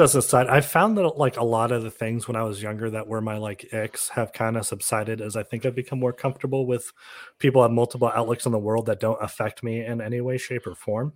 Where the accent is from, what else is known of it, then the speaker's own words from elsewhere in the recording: California, United States; moved away; I'm from California